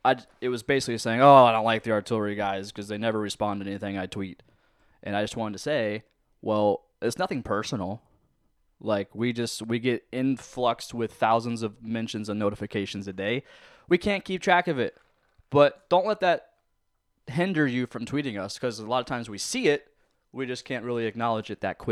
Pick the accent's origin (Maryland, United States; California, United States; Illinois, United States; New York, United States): New York, United States; Lancaster; I'm from Lancaster. Leave me alone.